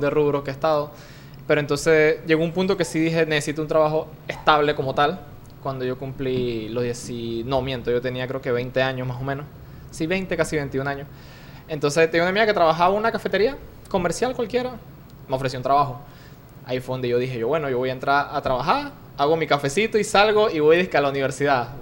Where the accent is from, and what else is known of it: Panama